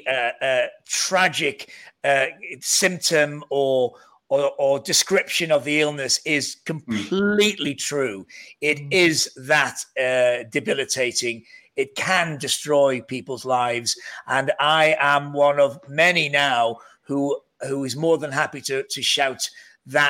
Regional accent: near Liverpool, North Wales, United Kingdom; accent: hybrid Northern Welsh Scouse; I'm a Welsh Scouser, where we come from, where we have this huge identity crisis. We don't really know what we are. We're still near Liverpool, so we have a very odd hybrid Northern Welsh tonal Scouse tonal accent.

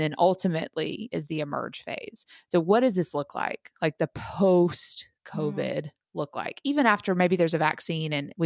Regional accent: United States; we're American.

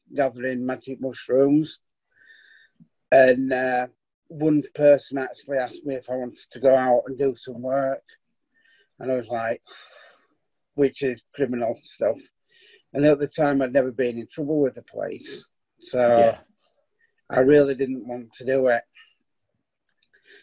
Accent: Stanley, Yorkshire and the Humber, United Kingdom; also born or lived in Clifton / Wakefield / Crofton / Leeds; We moved from Stanley to Clifton when I was about 11

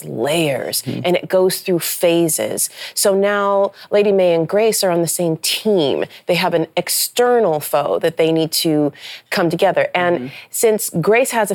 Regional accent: Nebraska, United States; also born or lived in Memphis, Tennessee; I grew up in Nebraska

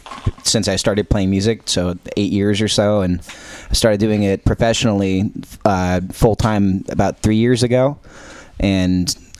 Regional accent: Napa, California, United States; I'm from Napa.

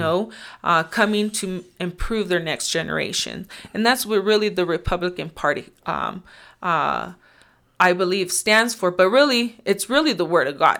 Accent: Nebraska, United States; I am from Nebraska. Uh, for the most part, I've lived there for, I don't know, maybe twenty-three years or so.

